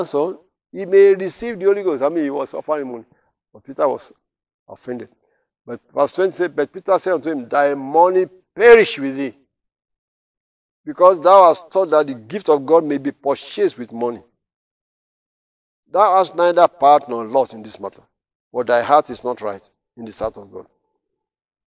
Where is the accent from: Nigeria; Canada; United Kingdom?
Nigeria; now in United States; I'm in America now. When I was to visit Nigeria many years ago, I think 1992 was the last time I was there